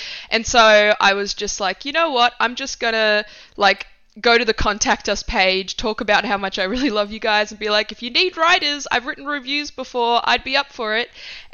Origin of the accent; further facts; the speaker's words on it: Australia; also born or lived in Italy; when we moved from Italy, which is where I was born, to Australia when I was like 7